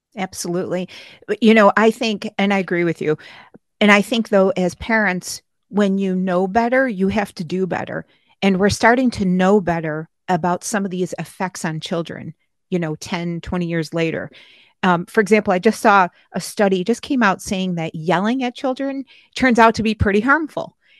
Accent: Niagara Falls, New York, United States; Niagara Falls, my hometown

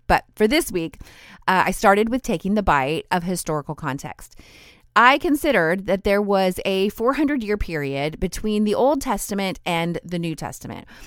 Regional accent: United States; my home country, in the United States.

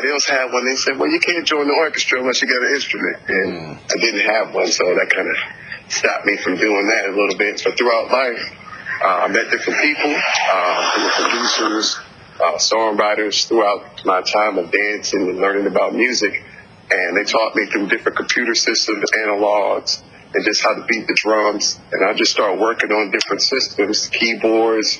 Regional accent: New Orleans, Louisiana, United States; I'm originally from New Orleans, Louisiana, so it's part of my culture

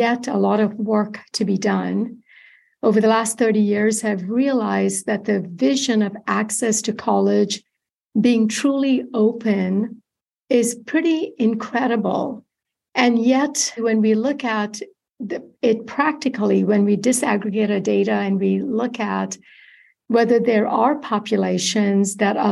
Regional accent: Kerala, India; also born or lived in Bakersfield, United States; now in United States; I grew up in Kerala, India, which is a coastal region, southwestern tip of the subcontinent.

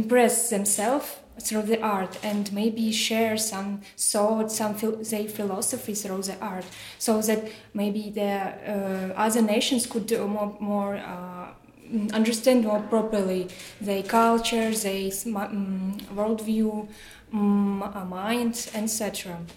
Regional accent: Belarus; English is a second language; now in Prague, Czechia; Um, I'm from Belarus, but uh, currently I'm, I've been, I have been studying at uh, Charles University.

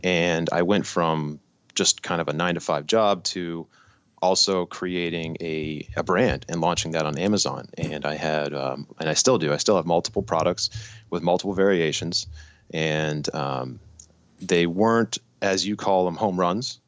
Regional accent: Massachusetts, United States; I'm from Massachusetts.

